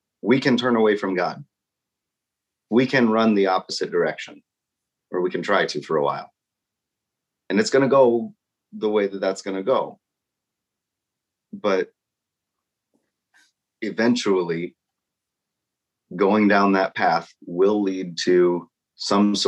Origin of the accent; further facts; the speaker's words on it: Nebraska, United States; I grew up in Nebraska